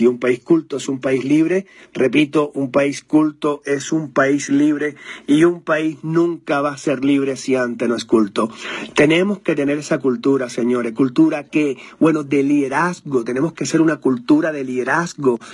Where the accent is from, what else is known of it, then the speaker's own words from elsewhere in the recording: Cuba; moved away as an adult; now in Mexico; yo soy cubano